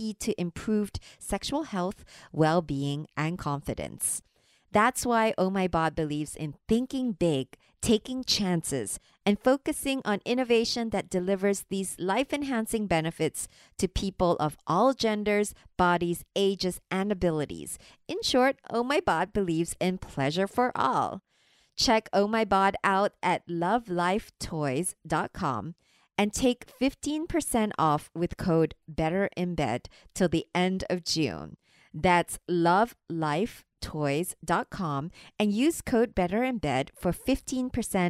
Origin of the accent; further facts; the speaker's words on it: Singapore; I'm from Singapore